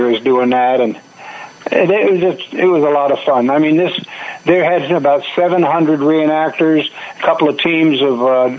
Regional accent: Florida, United States; moved away as an adult; also born or lived in California; We moved here a year and a half ago, but I was being born and raised in Florida.

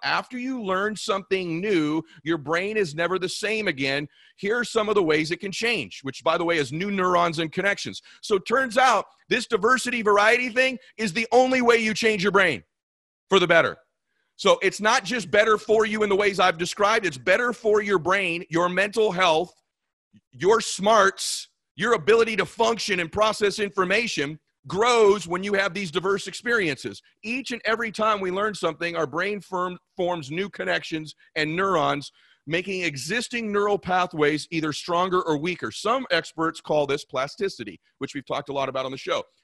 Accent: California, United States; I was from California

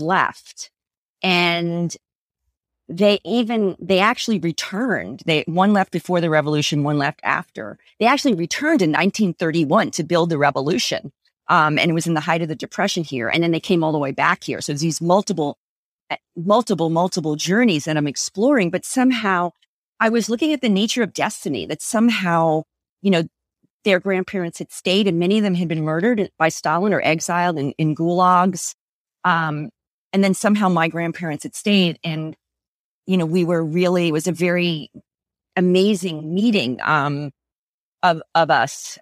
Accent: United States; as an American

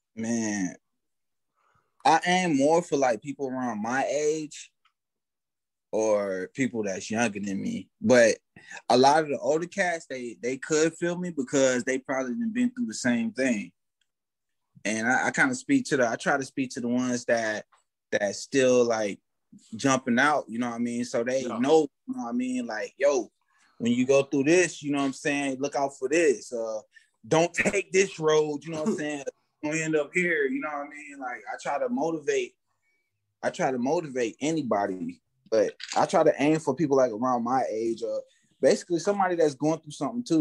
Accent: Fort Myers, Florida, United States; I'm from Florida. I'm from Fort Myers, Florida. Born and raised

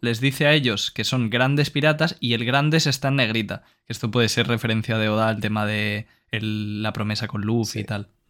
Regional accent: Valencian Community, Spain; yo soy de Valencia y el valenciano es un dialecto del catalán

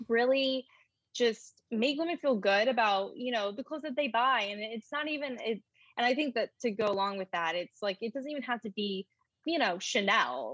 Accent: North Carolina, United States; moved away as an adult; also born or lived in New York City; now in Charlotte, United States; I grew up in North Carolina

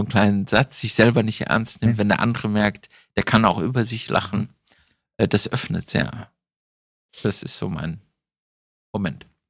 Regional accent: Düsseldorf, North Rhine-Westphalia, Germany; wir kommen ja beide aus Düsseldorf

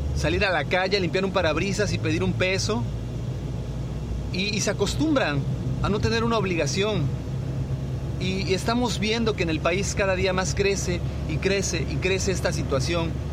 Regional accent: Mexico; como ciudadanos mexicanos que somos, ya sea que vivamos en el país o en el extranjero

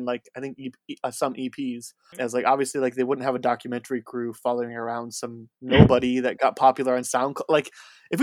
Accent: Indiana, United States; I grew up in Indiana

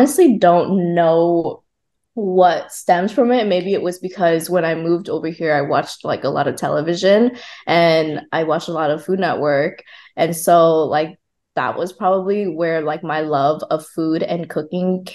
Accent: Oxnard, California, United States; first language Vietnamese; English is a second language; also born or lived in Vung Tau, Vietnam; now in Los Angeles, United States; I moved over to the States when I was 8 years old. I grew up in Oxnard.

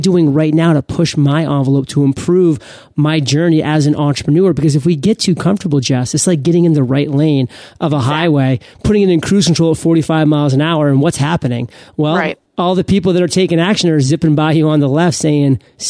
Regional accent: Maine, United States; I was about to go on stage in front of 400 people in my home state in Maine. And that freaked me out. I was almost representing Maine in that conference because I was the only native Maine speaker.

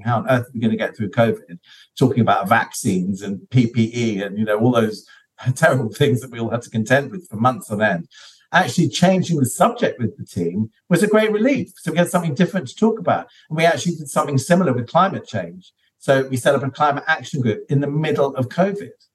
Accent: London, United Kingdom; I grew up in London, which is one of the most multicultural cities on the planet.

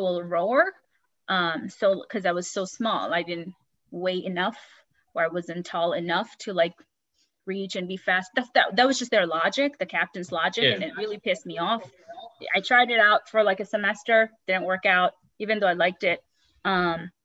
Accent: Bangladesh; also born or lived in New York, United States; now in California, United States; growing up in Bangladesh

